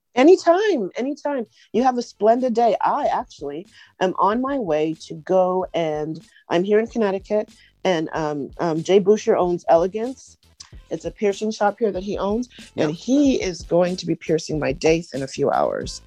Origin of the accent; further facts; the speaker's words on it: Canada; now in Huntsville, United States; I am from Canada. My parents are Trinidadian